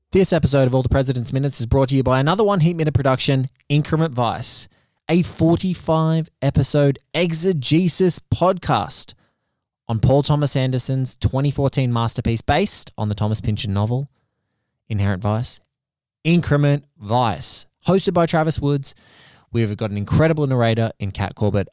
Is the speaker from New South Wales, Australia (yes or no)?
yes; Kilcare, New South Wales, Australia; also born or lived in Melbourne; growing up in a surf town called Kilcare on the central coast of New South Wales, which is about an hour and a half north of Sydney